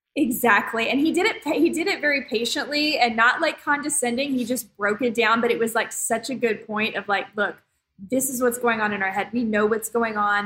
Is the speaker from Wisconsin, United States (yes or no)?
no; Dallas, Texas, United States; I grew up in Dallas